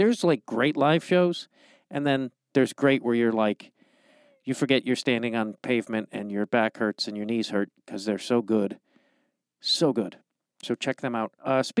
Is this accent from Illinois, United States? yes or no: yes; Chicago, Illinois, United States; I'm from Chicago